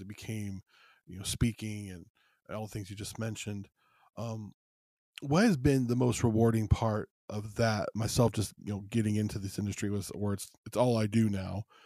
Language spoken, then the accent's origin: English; United States; also born or lived in Los Angeles, California / Las Vegas, Nevada; I'm from L A and Las Vegas